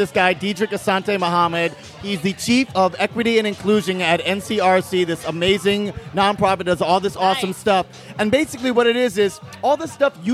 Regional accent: U.S. Virgin Islands; moved away; I grew up in St. Croix in the U.S. Virgin Islands, and I came here to be an actor.

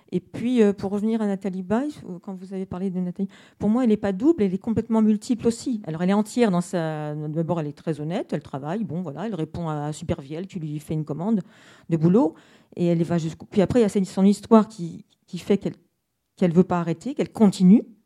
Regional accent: Paris, Île-de-France, France; je suis parisienne

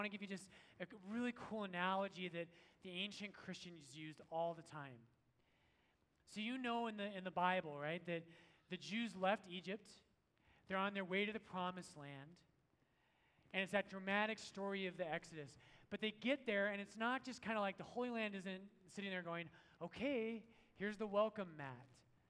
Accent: Ireland; And I'm Irish and we don't like British people, so I'm like, yes, like, let's go fight him right now.

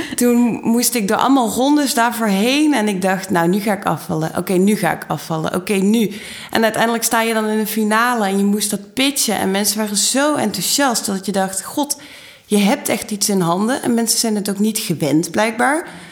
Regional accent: Maastricht, Limburg, Netherlands; moved away; also born or lived in Utrecht; ik kom uit Maastricht

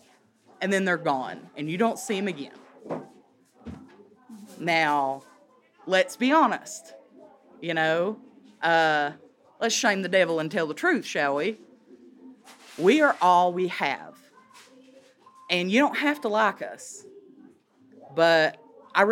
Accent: Clintwood, Virginia, United States; also born or lived in Norfolk, Virginia; I grew up in Clintwood

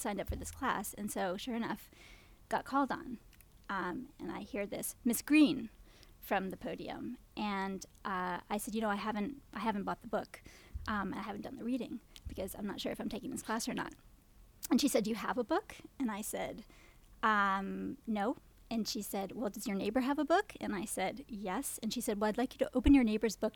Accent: Norwich, Vermont, United States; moved away as an adult; now in Williamsburg, United States; I'm a native Vermonter

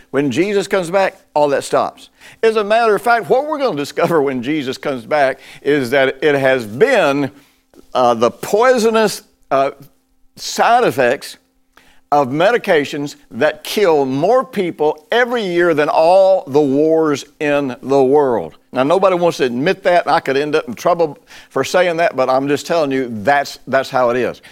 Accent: United States; I'm broadcasting this from the United States

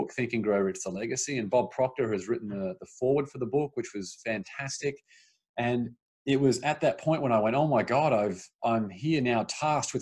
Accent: Australia; moved away as an adult; now in Los Angeles, United States; I grew up in Australia. And then when I moved over to America

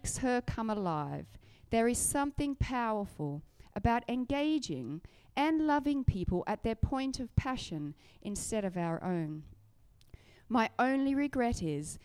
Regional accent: Australia; now in Surrey, United Kingdom; I grew up riding in Australia

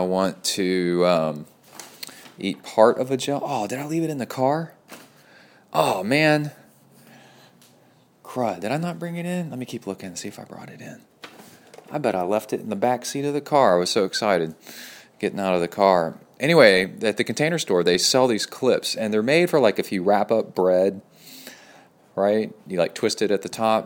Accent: Texas, United States; also born or lived in College Station, Texas

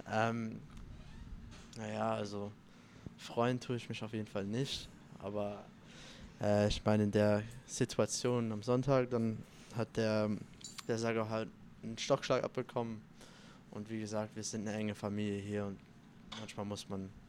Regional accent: Italy; Ähm, also vorm Spiel eigentlich esse ich immer Nudeln. Ähm, ich bin ja Italiener

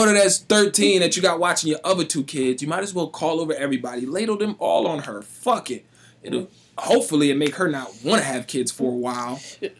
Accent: Florida, United States; now in Springfield, United States; I grew up in Florida where that shit was cruel.

